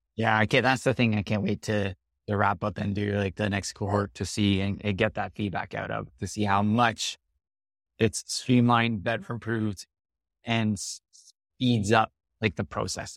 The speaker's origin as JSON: {"language": "English", "country": "Canada", "said": "I'm really Canadian in my way of doing a lot of things"}